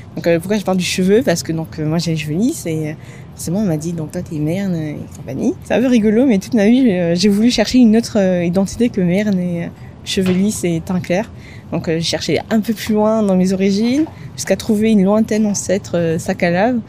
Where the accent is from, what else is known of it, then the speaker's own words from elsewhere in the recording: Antananarivo, Analamanga, Madagascar; moved away as an adult; also born or lived in Paris, France; now in France; je suis originaire de Antananarive, enfin la, la petite banlieue autour d'Antananarive